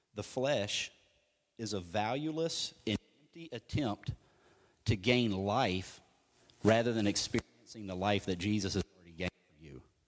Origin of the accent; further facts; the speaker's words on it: United States; I'm American